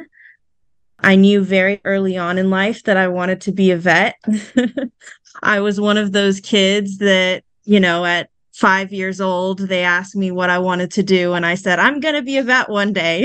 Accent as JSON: {"language": "English", "town": "Houston", "region": "Texas", "country": "United States", "tie": "born or raised there", "moved": "as an adult", "lives_now": "Baton Rouge, United States", "said": "I am from Houston, Texas, born and raised there"}